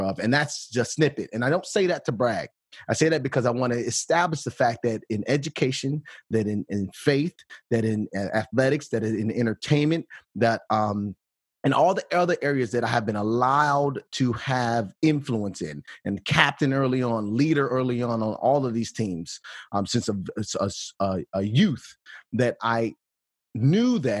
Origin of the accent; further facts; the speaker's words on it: Bolingbrook, Illinois, United States; also born or lived in Chicago, Illinois / Akron, Ohio; Born and raised in the Chicagoland area, born in actually in a hospital on the west side of Chicago, St. Anne's, but grew up in Bolingbrook, Illinois